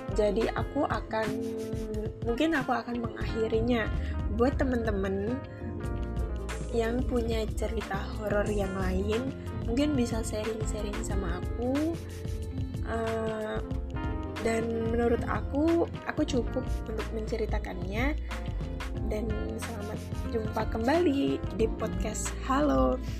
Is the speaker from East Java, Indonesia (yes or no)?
no; Kudus, Central Java, Indonesia; moved away as an adult; now in Yogyakarta, Indonesia; Aku berasal dari kota Kudus, Jawa Tengah